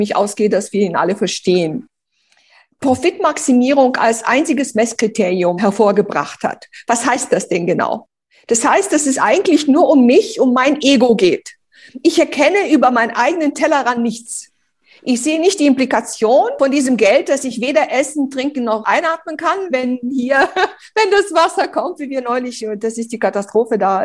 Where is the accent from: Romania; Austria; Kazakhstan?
Romania; now in Germany; ich bin ja bitterarm in Rumänien aufgewachsen